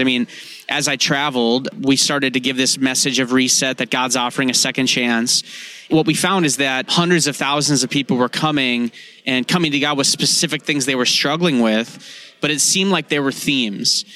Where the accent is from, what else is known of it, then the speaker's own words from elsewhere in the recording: North Dakota, United States; I'm from North Dakota.